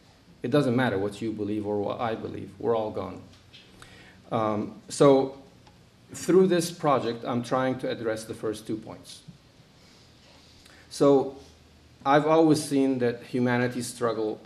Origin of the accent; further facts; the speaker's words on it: Egypt; moved away as an adult; now in United States; I was born in Egypt, but I've been here since I was 18